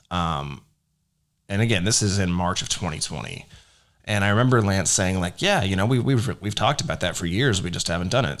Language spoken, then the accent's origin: English; Rockwall, Texas, United States; I was born in Rockwall, Texas, which is a little suburb outside of Dallas